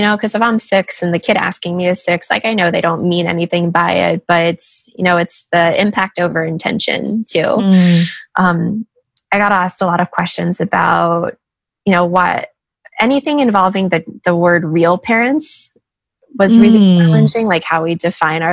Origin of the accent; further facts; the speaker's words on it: Washington, District of Columbia, United States; now in Los Angeles, United States; I'm from Washington, D.C. Like, that's where I grew up.